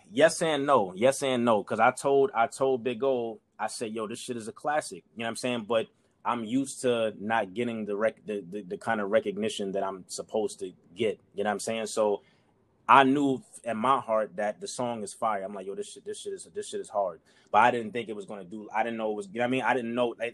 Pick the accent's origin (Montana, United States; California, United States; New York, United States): New York, United States; maybe I was you know I was from New York, whatever